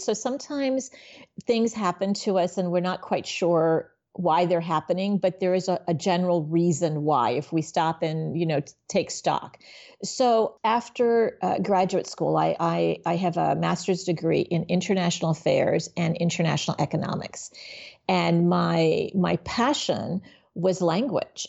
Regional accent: Miami, Florida, United States; also born or lived in Haiti / New York; then we moved to Miami and I grew up in in Miami.

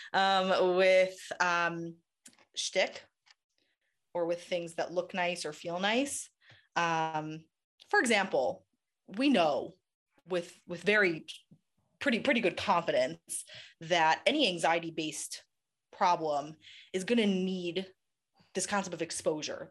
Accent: New York City, New York, United States; now in Israel; I grew up in Queens, in New York

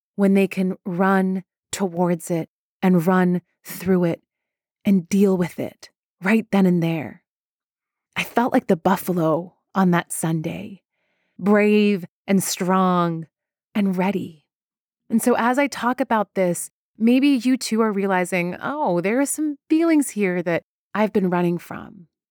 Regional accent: Iran; moved away; I am Iranian. I'm very proud to be Iranian. I was born in Iran.

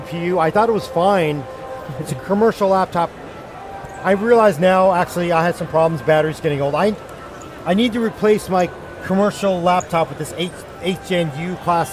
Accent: United States; I'm an American. I'm very American-centric, American-biased.

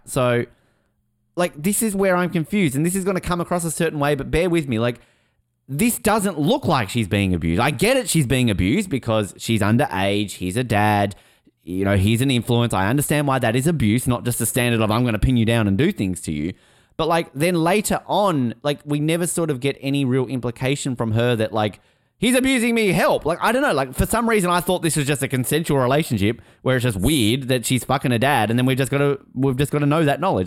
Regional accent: Hobart, Tasmania, Australia; I grew up in Hobart

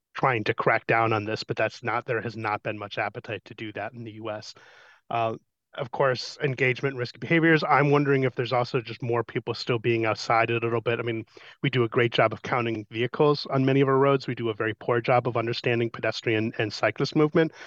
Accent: Colorado, United States; in my hometown in Colorado

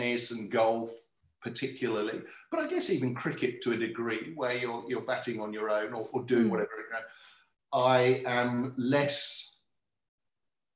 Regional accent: Swindon, South West England, United Kingdom; moved away as an adult; now in Launceston, Australia; I was born and brought up in a place called Swindon, which is about 80 kilometres west of London

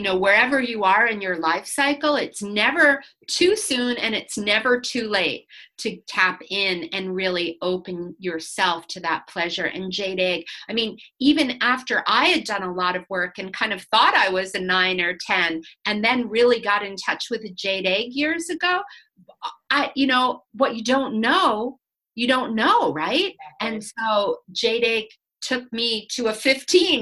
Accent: United States; being an American

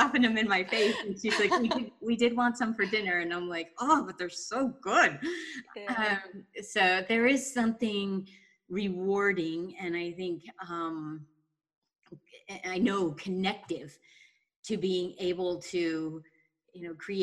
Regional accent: Pine Plains, New York, United States; I grew up in Pine Plains

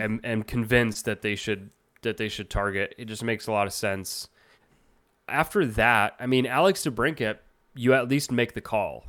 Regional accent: Canada; I'm Canadian

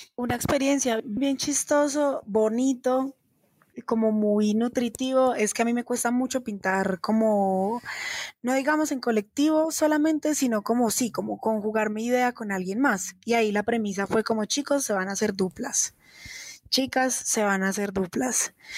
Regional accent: Manizales, Caldas, Colombia; moved away as an adult; now in Bogotá, Colombia; Yo soy de Manizales Caldas y soy profesional de la Universidad de Caldas en Artes Plásticas

